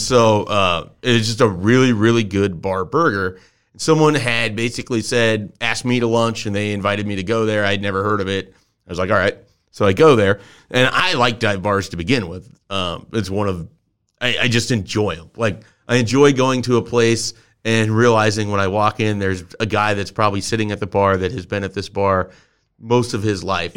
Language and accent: English; Columbus, Nebraska, United States; a place that I grew up in Columbus, Nebraska